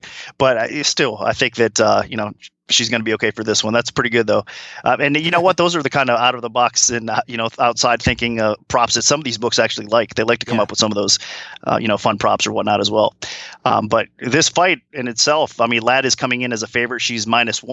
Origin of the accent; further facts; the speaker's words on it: Ohio, United States; I'm an Ohio guy